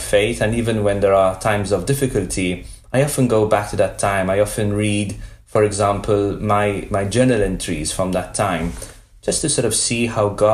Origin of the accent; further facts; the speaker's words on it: Malta; moved away as an adult; now in United States; we grew up in Malta together